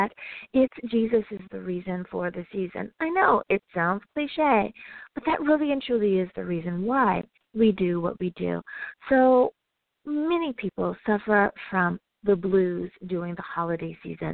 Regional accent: United States; my home country, the U.S. of A.

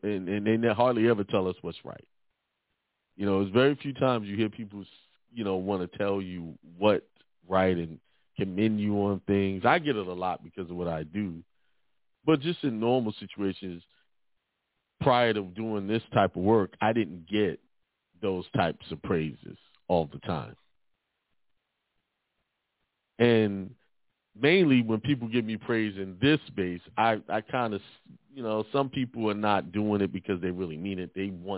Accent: Brooklyn, New York, United States; You know, I grew up in Bedford-Stuyvesant, Brooklyn, most of my life, and you hear negative stuff.

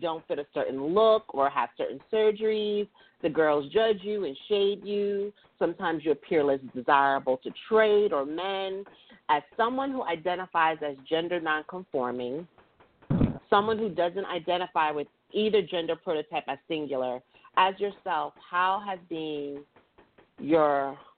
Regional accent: New York, United States; you know, I'm from New York, so I know.

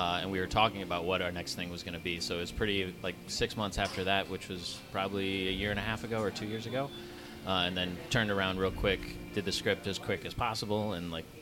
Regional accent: Michigan, United States; go and shoot in my hometown in Michigan

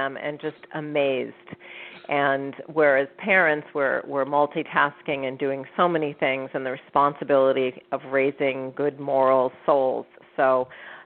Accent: San Francisco, California, United States; now in Los Angeles, United States; I was born and raised in San Francisco. I currently live in Los Angeles

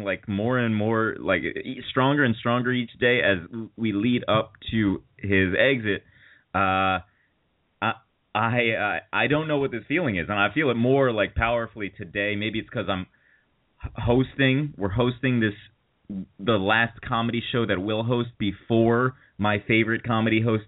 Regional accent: New Haven, Connecticut, United States; New Haven, Connecticut.

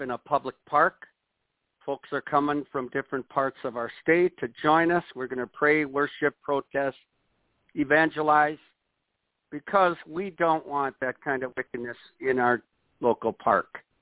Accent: Watertown, Wisconsin, United States; born or raised there

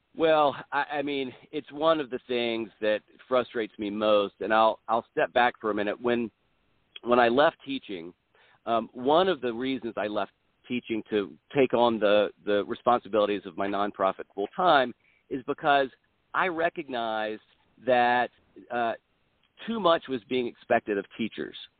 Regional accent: South Carolina, United States; I'm originally from South Carolina, but I, I moved away for college and law school, and then moved to, back to Columbia in 2000.

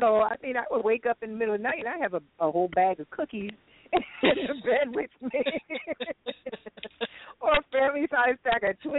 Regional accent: the South, United States; Even though I was from the South

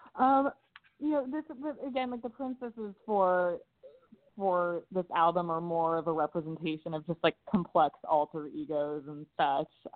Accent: Los Angeles, California, United States; I was raised in Los Angeles

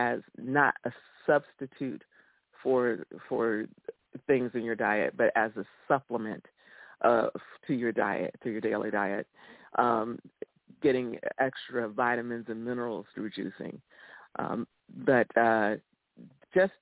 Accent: Florida, United States; I grew up in Florida

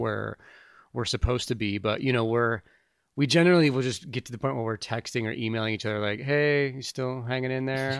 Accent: St. Louis, Missouri, United States; moved away as an adult; also born or lived in Kansas City / Tempe, Arizona; I grew up in Saint Louis and I left there after high school when I was eighteen

